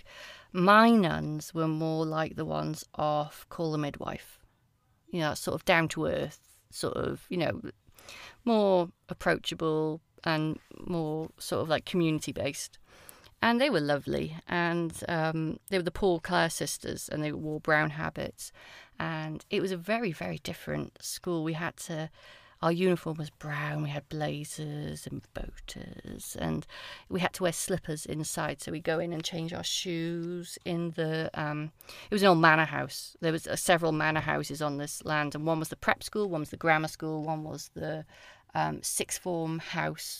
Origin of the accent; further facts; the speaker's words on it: Tondu, Wales, United Kingdom; also born or lived in Aberkenfig / Porthcawl; now in Essex, United Kingdom; I grew up in South Wales in a tiny little village called Tondi, which is about halfway between Cardiff and Swansea